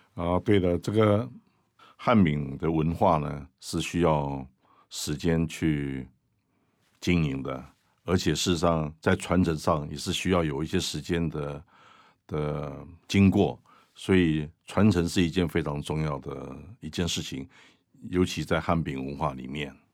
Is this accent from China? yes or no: no; Taiwan; 我们台湾人